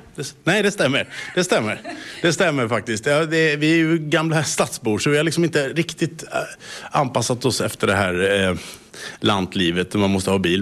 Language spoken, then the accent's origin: Swedish; Stockholm, Stockholm County, Sweden; moved away as an adult; now in Bromarv, Finland; jag är född och uppvuxen i Stockholm